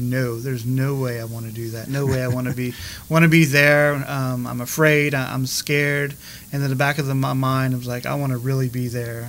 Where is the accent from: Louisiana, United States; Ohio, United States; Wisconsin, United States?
Louisiana, United States; Eunice; now in Milton, United States; Eunice. That was my hometown where I grew up. My parish was St. Anthony of Padua in Eunice, where I was baptized and then educated at St. Edmund Elementary and then high school.